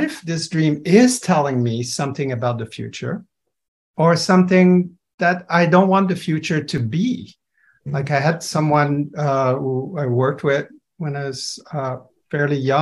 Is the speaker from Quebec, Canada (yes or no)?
yes; Montreal, Quebec, Canada; I'm from Montreal